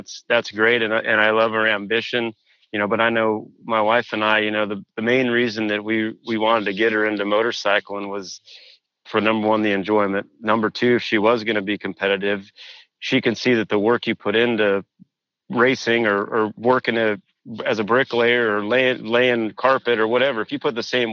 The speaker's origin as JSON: {"language": "English", "region": "Washington", "country": "United States", "tie": "born or raised there", "also_born_or_lived": "Pennsylvania", "moved": "as an adult", "said": "I grew up in Washington, like as a local A and pro rider"}